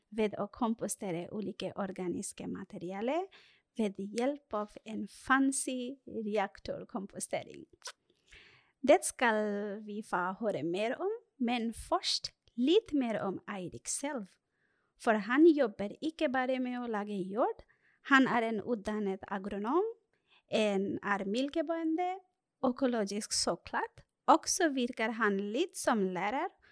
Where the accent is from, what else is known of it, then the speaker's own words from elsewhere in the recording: Bangladesh; now in Norway; jeg er opprinnelig fra Bangladesh